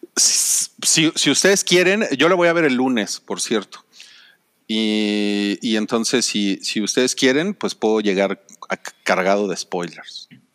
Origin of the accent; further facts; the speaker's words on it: Mexico; soy mexicano